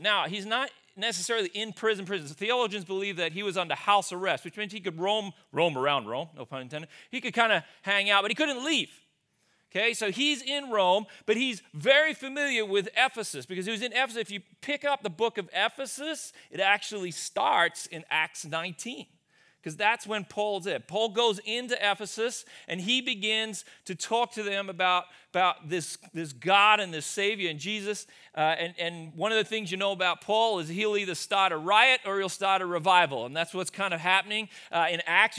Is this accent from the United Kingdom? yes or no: no; Australia; moved away as an adult; also born or lived in Sioux Center, Iowa, United States; now in United States; I grew up, born and raised in Australia. I left there, I came over to the U S